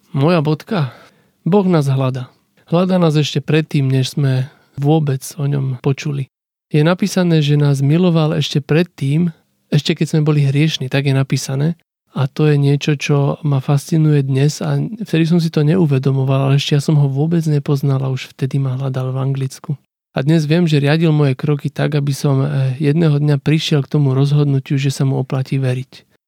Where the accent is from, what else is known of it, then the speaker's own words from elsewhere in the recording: Slovakia; Ja, že zo Slovenska